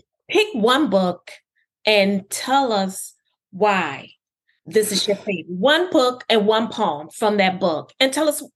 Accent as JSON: {"language": "English", "town": "Detroit", "region": "Michigan", "country": "United States", "said": "I'm from Detroit."}